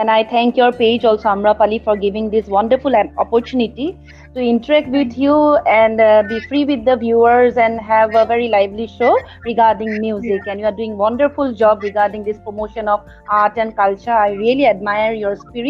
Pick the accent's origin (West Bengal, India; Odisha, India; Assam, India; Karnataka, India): Assam, India; Guwahati; from Guwahati, Assam.